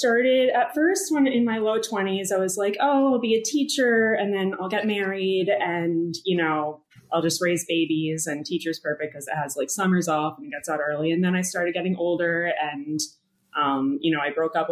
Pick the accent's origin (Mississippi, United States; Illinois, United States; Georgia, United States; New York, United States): New York, United States; New York City; I'm a native New Yorker, now in my 30s